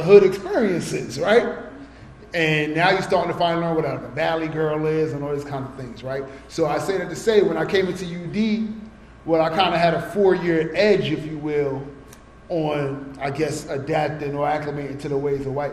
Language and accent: English; New York City, New York, United States; when I grew up in Brooklyn